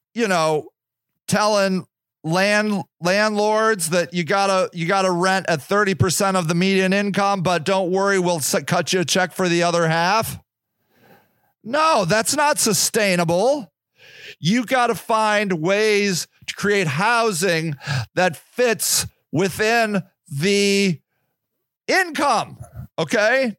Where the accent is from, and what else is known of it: Akron, Ohio, United States; born or raised there